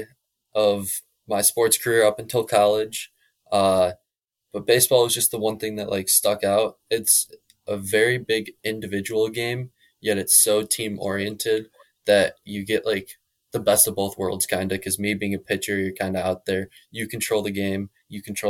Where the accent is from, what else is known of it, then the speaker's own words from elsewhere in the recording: Crystal Lake, Illinois, United States; I'm from Crystal Lake, Illinois, just outside of McHenry County, or in McHenry County